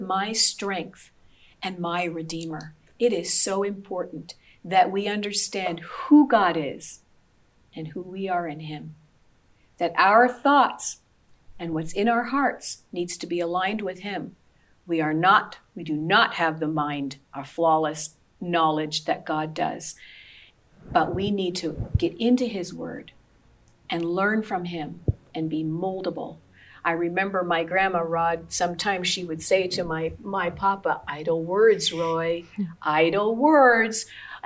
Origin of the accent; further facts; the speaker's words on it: Sudbury, Ontario, Canada; I grew up in Sudbury